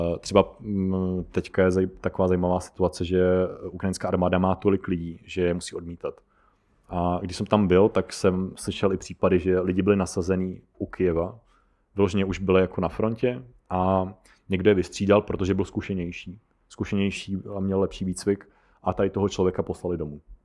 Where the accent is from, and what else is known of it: Czechia